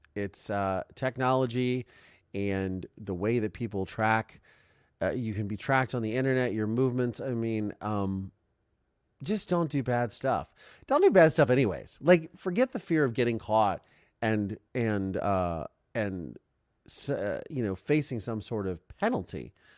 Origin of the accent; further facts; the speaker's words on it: Ohio, United States; also born or lived in Canada; now in Los Angeles, United States; I'm from Ohio